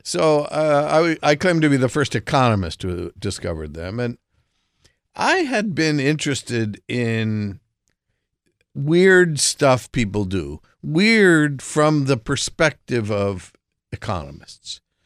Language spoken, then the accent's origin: English; New Jersey, United States; I grew up in Jersey